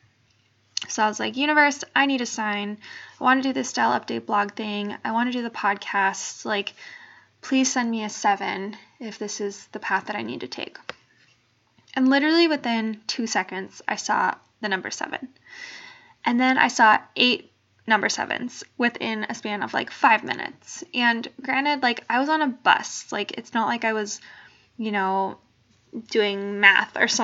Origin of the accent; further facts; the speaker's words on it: Bay Area, California, United States; also born or lived in New Jersey; I am originally from the Bay Area